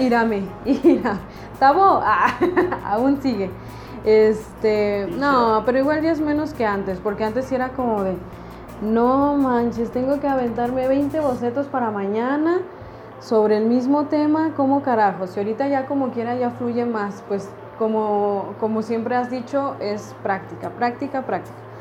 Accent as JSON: {"language": "Spanish", "region": "Mexico City", "country": "Mexico", "said": "yo soy de Ciudad de México"}